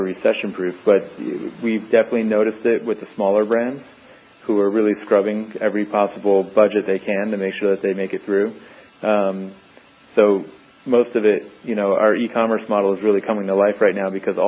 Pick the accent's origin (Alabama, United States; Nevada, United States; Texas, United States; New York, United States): New York, United States; moved away as an adult; now in San Diego, United States; I actually grew up on the East Coast, so I was born and raised in New York, and I moved to San Diego in 2003